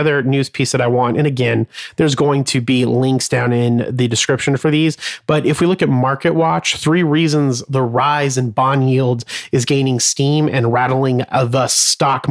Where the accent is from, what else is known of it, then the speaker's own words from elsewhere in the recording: Arizona, United States; I was born and raised in Arizona